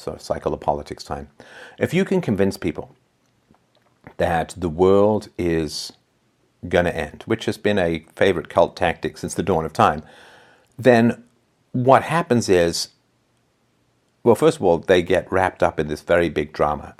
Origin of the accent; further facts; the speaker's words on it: England, United Kingdom; I was growing up in England